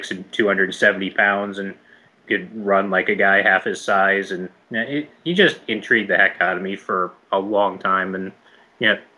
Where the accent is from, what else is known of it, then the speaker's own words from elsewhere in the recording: North Dakota, United States; moved away as an adult; also born or lived in Korea; now in Germany; I am from the great state of North Dakota